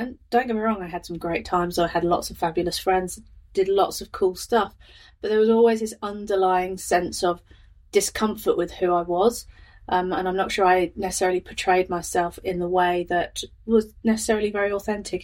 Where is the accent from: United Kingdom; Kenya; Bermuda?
United Kingdom; Northamptonshire, East Midlands; moved away as an adult; now in Lincoln, New Zealand; I'm from Northamptonshire in the UK, is where I've lived for most of my life